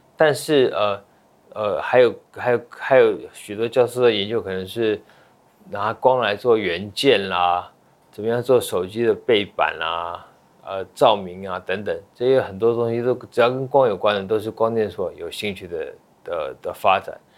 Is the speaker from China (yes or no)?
no; Taiwan; moved away as an adult; also born or lived in United States; 我其实是在美国出生的哦。我，我爸妈在那边留学生，然后在美国出生，五岁我到台湾来留学，到，嗯，大学毕业，呃，十八年，呃，毕业后又回去美国念书，所以在台湾留学了十八年